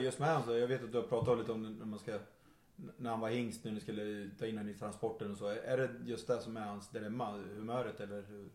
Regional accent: Örebro, Örebro County, Sweden; vi kommer från, från eh, Örebro

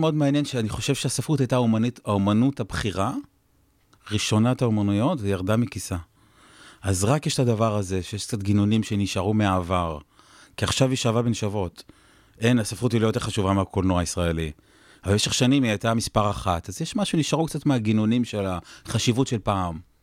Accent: Jezreel Valley, Northern District, Israel; אני בא מהעמק

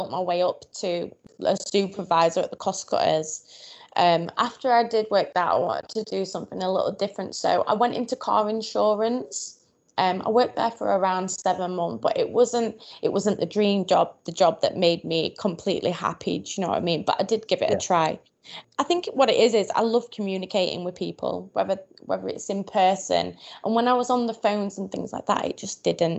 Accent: Doncaster, Yorkshire and the Humber, United Kingdom; I grew up in Doncaster, in a small village called Edlington.

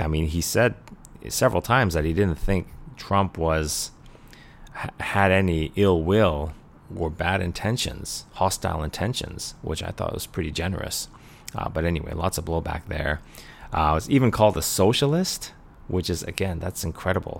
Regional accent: Canada; I'm a funny Canadian guy

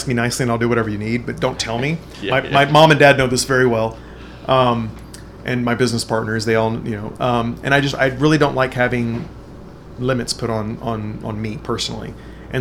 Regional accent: King Ranch, South Texas, United States; moved away; also born or lived in Dallas / Guanajuato, Mexico; I grew up on the King Ranch in South Texas, which was like 98% Latin, Mexican-American, Mexican

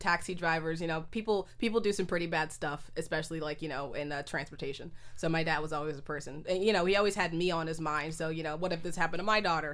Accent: Oakland, California, United States; also born or lived in Berkeley; I was raised in Oakland my whole life.

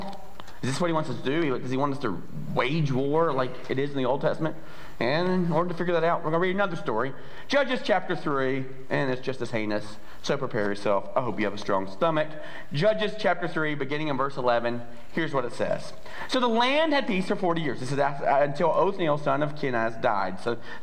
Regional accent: the South, United States; I'm from the South

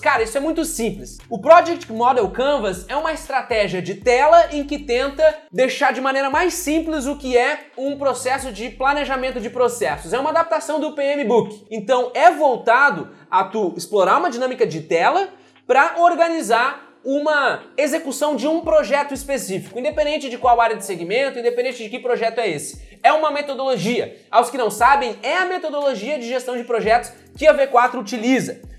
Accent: Brazil; moved away as an adult; now in United States; eu, brasileiro

